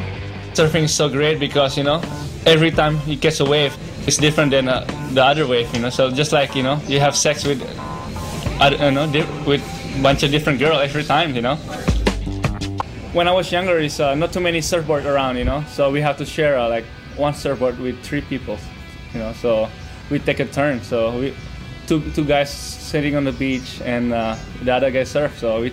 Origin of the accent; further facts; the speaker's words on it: Bali, Indonesia; I'm from Bali. I'm 24 years old.